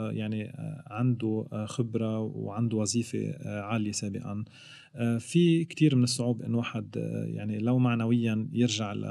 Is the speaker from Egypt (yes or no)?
no; Lebanon; moved away as an adult; now in Sweden; جيت من لبنان بال 2012 على السويد آه، تعرفت على زوجتي كنت بشتغل بدولة خليجية آه، وجيت وقررت استقر هون